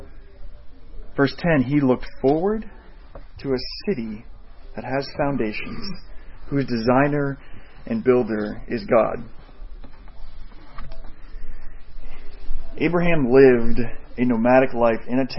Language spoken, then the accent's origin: English; Woodstock, United States; also born or lived in Southbridge; I was born here in Southbridge, and when I was a month old, we moved to Woodstock, and 33 years later, that's where I am